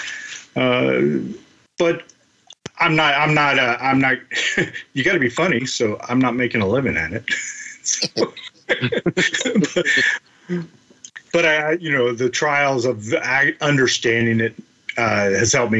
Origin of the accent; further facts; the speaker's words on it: Southern Ohio, United States; accent: drawl; now in San Diego, United States; being a Buckeye married to a Latina. You know, and the differences from being from Ohio and San Diego, and whenever I start talking about my hometown, you know, my draw starts coming out